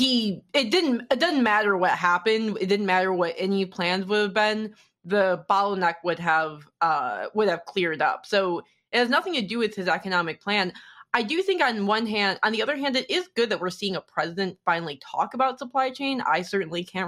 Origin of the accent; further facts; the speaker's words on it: Detroit, Michigan, United States; in 2008, growing up in Detroit during the recession